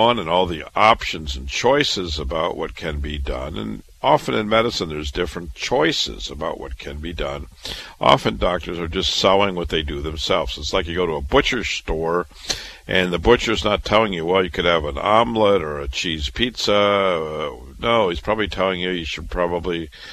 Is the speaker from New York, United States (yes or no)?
no; Iowa, United States; moved away as an adult; also born or lived in Chicago; I was born and raised in Iowa